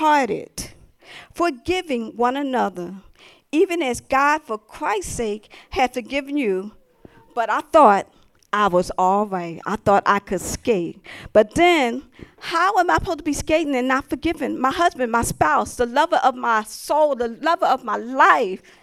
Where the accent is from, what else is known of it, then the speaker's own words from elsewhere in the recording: Philadelphia, Pennsylvania, United States; I'm from the city. I'm from Philadelphia